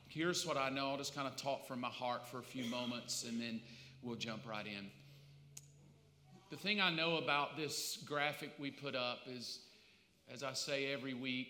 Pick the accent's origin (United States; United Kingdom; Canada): United States; the South; I grew up in the South